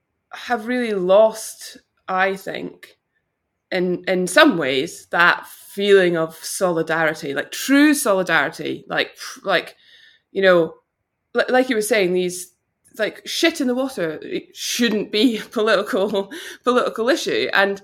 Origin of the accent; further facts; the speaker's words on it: Vancouver, British Columbia, Canada; born there; my parents went to Canada, so I was born in Vancouver.